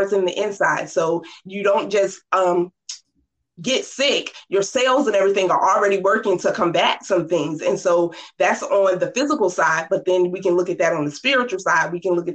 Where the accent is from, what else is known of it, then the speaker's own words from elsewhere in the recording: Norfolk, Virginia, United States; I grew up in Norfolk, Virginia, 757